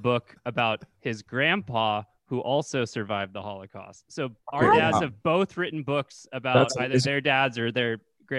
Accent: Santa Cruz, California, United States; now in Long Beach, United States; I'm from Santa Cruz

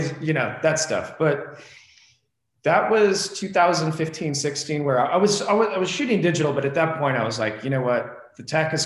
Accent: Springfield, Missouri, United States; also born or lived in Los Angeles, United States / New York, United States; now in Phoenix, United States; trips back to my hometown in Springfield, Missouri

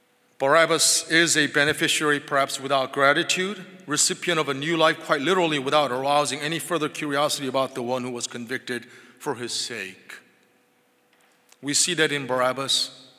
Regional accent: England, United Kingdom; I'm English, and that meant that when I was born, I was baptized into the Church of England.

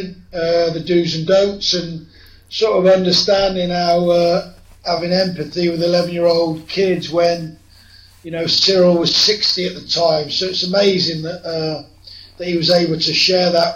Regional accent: Swindon, South West England, United Kingdom; my hometown club Swindon

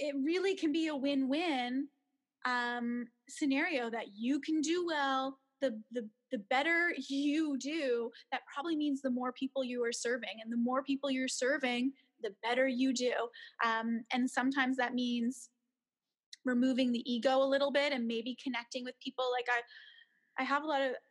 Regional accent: Canada; moved away as an adult; now in Beijing, China; I am a Canadian, even though I'm here in Beijing

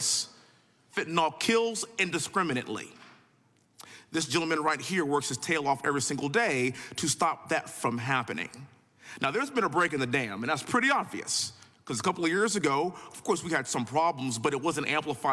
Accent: Texas, United States; also born or lived in Houston; born and raised in Texas, living in Houston

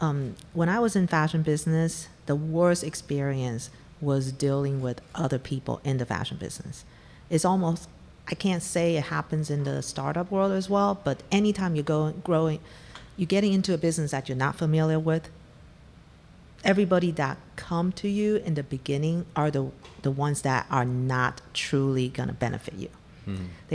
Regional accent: Taiwan; moved away as an adult; also born or lived in Africa; now in United States; Well, I'm from Taiwan. I grew up in Africa, went back to Taiwan, and then came to the U.S. for my graduate degree.

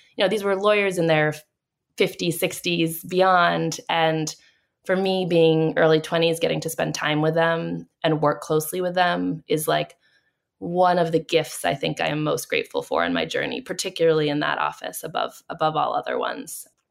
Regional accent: Boston, Massachusetts, United States; I'm from Boston

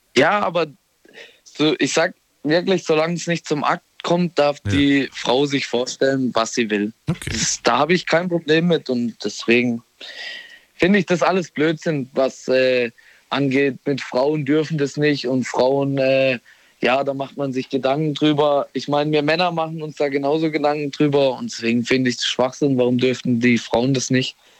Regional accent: Bollschweil, Baden-Württemberg, Germany; ich komme aus Bolschweil.

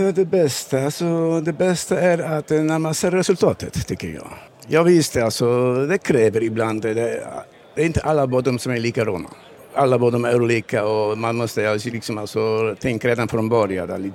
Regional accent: Poland; Swedish is a second language; moved away as an adult; also born or lived in Malmö area, Sweden; now in Sweden; Jag kommer från Polen för 15 år sedan

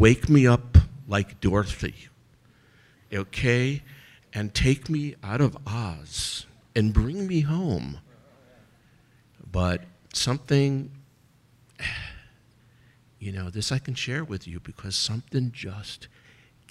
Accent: Skokie, Illinois, United States; now in Israel; I grew up in Skokie, which had a very large portion of its population were Holocaust survivors.

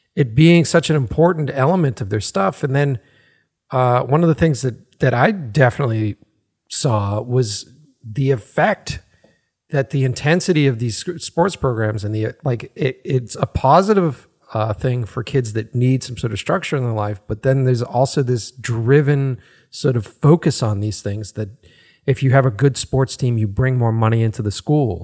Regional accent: Boston, Massachusetts, United States; growing up in Boston

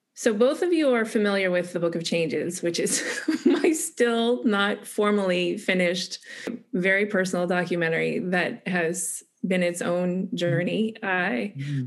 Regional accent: United States; especially as an American

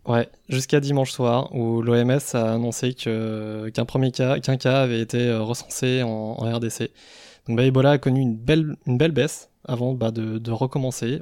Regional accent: Savoy, Auvergne-Rhône-Alpes, France; ce sont mes, origines qui me rappellent à l'ordre en cas d'apocalypse zombie, parce que je, je suis savoyard

